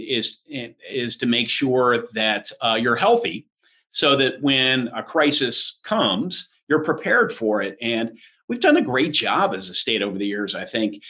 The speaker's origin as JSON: {"language": "English", "town": "Carmel", "region": "Indiana", "country": "United States", "tie": "born or raised there", "also_born_or_lived": "Lancaster, Pennsylvania", "said": "we moved up to Carmel, and that was where I spent most of my childhood"}